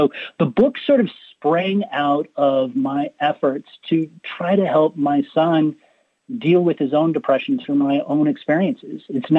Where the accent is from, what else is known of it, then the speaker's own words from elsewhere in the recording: Colorado, United States; I come from Colorado, and a lot of our family grew up in what was called the San Luis Valley.